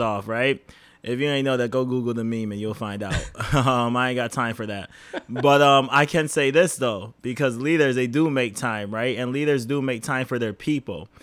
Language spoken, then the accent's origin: English; Rochester, New York, United States; now in Boston, United States; we are from Rochester